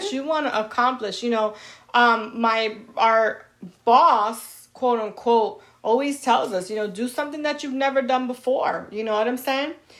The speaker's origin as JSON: {"language": "English", "region": "New York", "country": "United States", "said": "I'm from New York"}